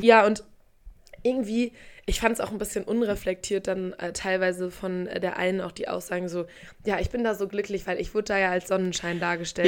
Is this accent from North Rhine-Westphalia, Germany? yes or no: yes; Paderborn, North Rhine-Westphalia, Germany; moved away; bei uns in Paderborn in der Heimat